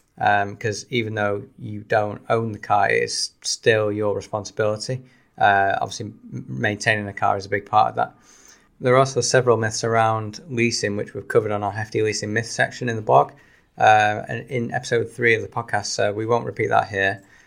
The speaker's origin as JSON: {"language": "English", "town": "Salford", "region": "North West England", "country": "United Kingdom", "said": "I am from Salford"}